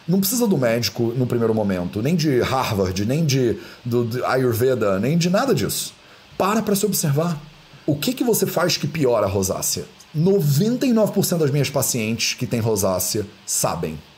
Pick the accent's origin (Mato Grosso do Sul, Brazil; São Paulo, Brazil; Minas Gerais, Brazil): Minas Gerais, Brazil; Barbacena; quando eu era criança pequena lá em Barbacena, que a minha avó me dava, né, esse negócio